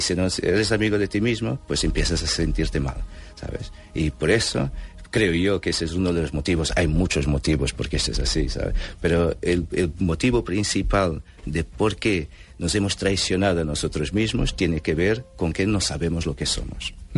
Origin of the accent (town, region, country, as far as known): Portugal; born or raised there; Spanish is a second language; also born or lived in Angola; now in Barcelona, Spain